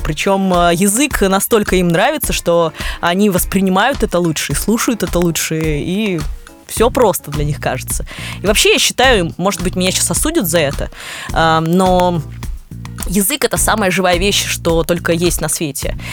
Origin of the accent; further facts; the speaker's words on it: Kirov, Kirov Oblast, Russia; now in Moscow, Russia; из моего родного города Кирова